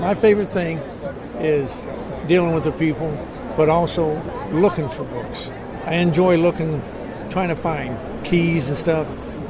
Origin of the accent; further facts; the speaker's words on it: Indiana, United States; moved away; I'm from Indiana originally